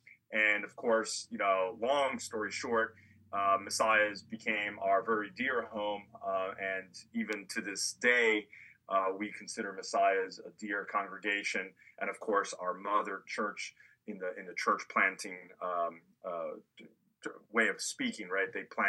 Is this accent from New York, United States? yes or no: yes; New York City, New York, United States; moved away as an adult; also born or lived in El Salvador (mother) / Puerto Rico (father); now in Jersey City, United States; I'm Hispanic, so my mom's from El Salvador, my dad's from Puerto Rico. I was born and raised in New York, and that's where I lived for the first 30 years of my life.